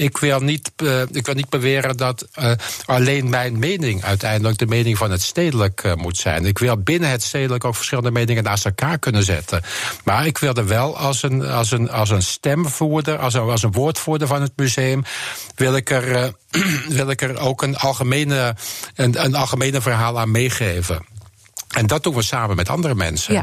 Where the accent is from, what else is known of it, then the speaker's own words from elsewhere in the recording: Netherlands; moved away as an adult; also born or lived in Switzerland / Rotterdam / Germany; now in Amsterdam, Netherlands; we zijn als Nederlanders